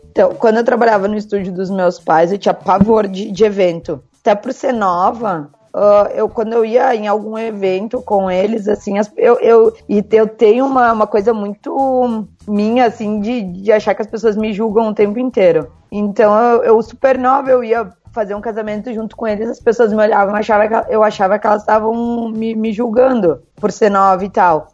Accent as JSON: {"language": "Portuguese", "town": "Parobé", "region": "Rio Grande do Sul", "country": "Brazil", "tie": "born or raised there", "also_born_or_lived": "Caxias do Sul, Rio Grande do Sul, Brazil", "said": "Eu sou natural de Caxias do Sul. Mas os meus pais, quando eu tinha oito anos, eles foram morar em Parobeca, uma cidadezinha bem menor"}